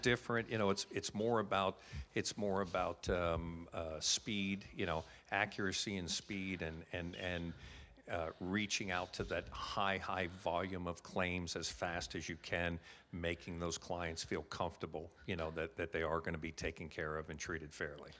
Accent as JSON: {"language": "English", "country": "United States", "also_born_or_lived": "Calgary, Canada", "moved": "as an adult", "lives_now": "Canada", "said": "I'm obviously, with my accent, originally from the States"}